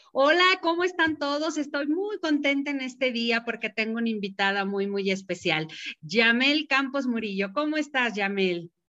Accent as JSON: {"language": "Spanish", "region": "Mexico City", "country": "Mexico", "moved": "yes", "lives_now": "San Luis Potosí, Mexico", "said": "a pesar de ser de la Ciudad de México como yo, nosotros ya tenemos mucho tiempo aquí"}